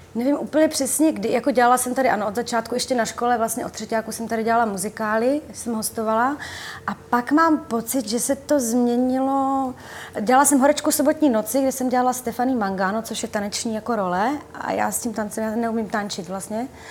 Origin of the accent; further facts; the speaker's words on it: Uherské Hradiště, Zlín Region, Czechia; moved away; do Slováckého divadla u nás v Uherském hradišti, tam jsem vlastně, na tom jsem vyrostla, na tom divadle